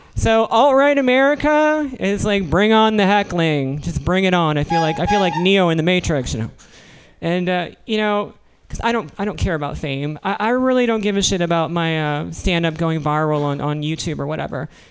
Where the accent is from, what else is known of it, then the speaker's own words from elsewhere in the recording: Williamsburg, Virginia, United States; moved away; I'm from Williamsburg, Virginia